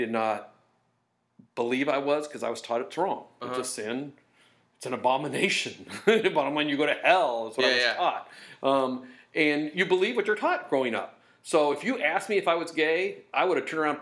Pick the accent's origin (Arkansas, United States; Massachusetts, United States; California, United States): California, United States; Long Beach; We grew up in Long Beach, where we are right now.